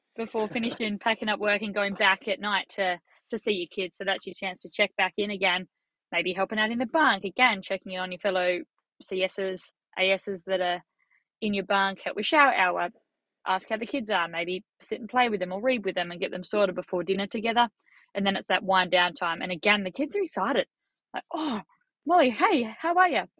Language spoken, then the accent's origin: English; Australia; As an Australian